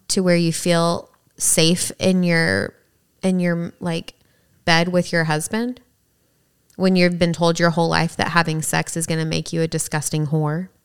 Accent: the South, United States; growing up in the South

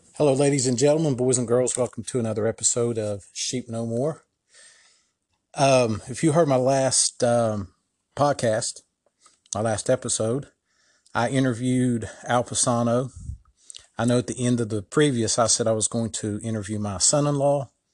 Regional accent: Ohio, United States; my home state of Ohio

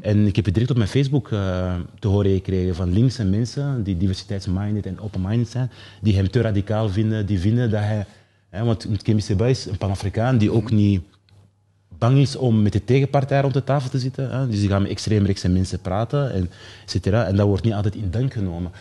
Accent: Mechelen, Flanders, Belgium; also born or lived in Keerbergen; Ik ben opgegroeid in Michelen, in een, eh, in een sociale wijk

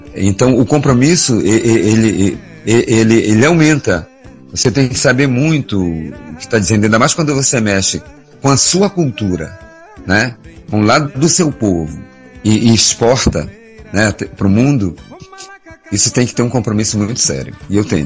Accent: Belém, Pará, Brazil; na minha terra, é, Belém do Pará

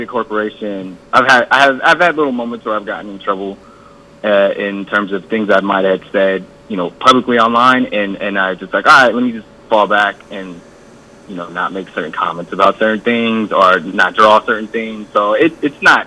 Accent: Los Angeles, California, United States; I'm from South Central Los Angeles

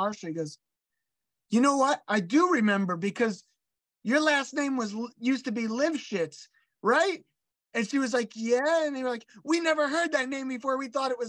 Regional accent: Philadelphia, Pennsylvania, United States; I grew up around Grant and Cruzetown

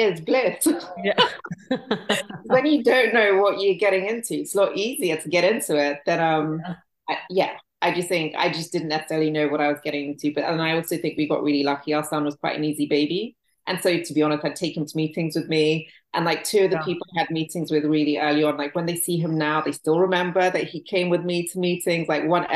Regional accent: England, United Kingdom; moved away as an adult; also born or lived in Nigeria / San Francisco Bay Area, United States; now in United States; I'm Nigerian, yeah. I grew up in England, and I now live in America

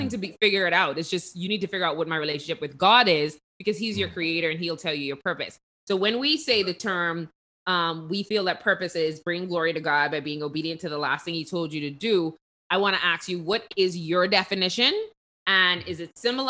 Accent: Bahamas; We're from the Bahamas

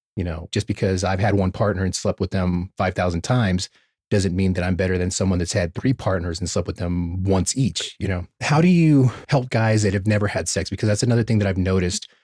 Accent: United States; being American

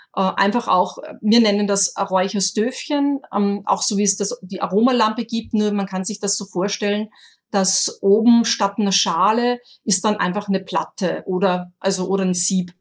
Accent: Austria; accent: Austrian dialect; mit meinem österreichischen Dialekt

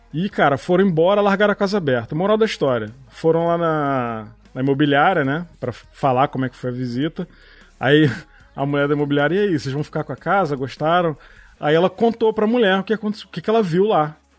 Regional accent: Petrópolis, Rio de Janeiro, Brazil; also born or lived in São Paulo; Eu nasci em Petrópolis, fui morar em São Paulo. Recém-nascido e eu, quando tinha uns seis anos, a gente voltou para Petrópolis

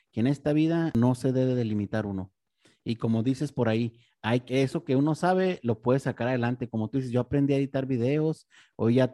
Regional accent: Mexico; Yo creo que, pues como mexicanos, creo que tenemos mucha influencia del regional mexicano

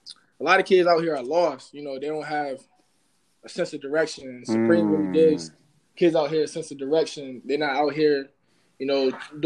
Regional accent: Bloomfield, United States; I grew up in Bloomfield.

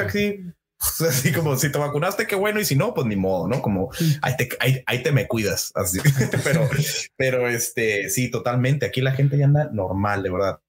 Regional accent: San Luis Río Colorado, Sonora, Mexico; San Luis Río Colorado, mi tierra natal, que me vio crecer y nacer

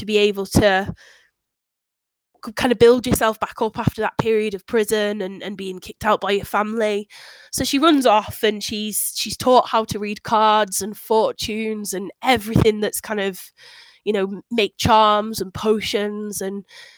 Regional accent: near Ironbridge, Shropshire, West Midlands, United Kingdom; I grew up in near Iron Bridge

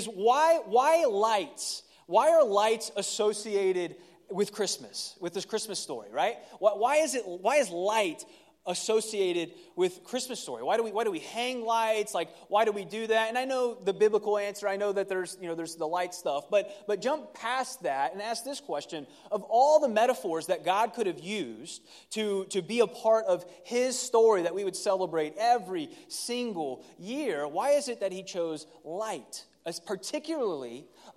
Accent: Ohio, United States; moved away; I grew up in Ohio, and tamales was not a tradition of ours

